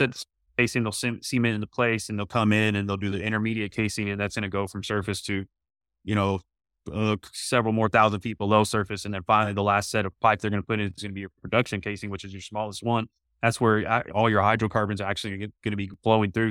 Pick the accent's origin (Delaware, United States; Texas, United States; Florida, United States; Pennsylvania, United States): Texas, United States; Midland; I'm actually born and raised in Midland, Texas